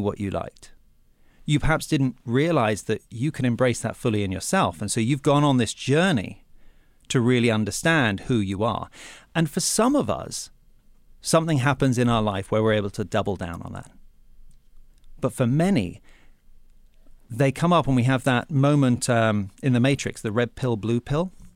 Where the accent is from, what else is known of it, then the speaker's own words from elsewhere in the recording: England, United Kingdom; moved away; when I was growing up in England